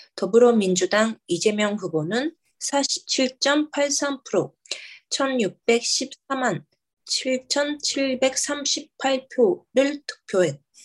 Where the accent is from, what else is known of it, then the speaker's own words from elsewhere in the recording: Japan; also born or lived in South Korea; 韓国生まれ日本育ち